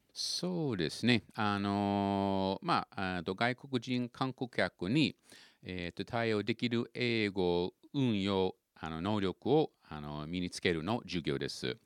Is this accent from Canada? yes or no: yes; Vancouver, British Columbia, Canada; Japanese is a second language; moved away as an adult; now in Japan; あのキャナダの中の私があの生まれたの町は、はいはい、えっとバンクーバーです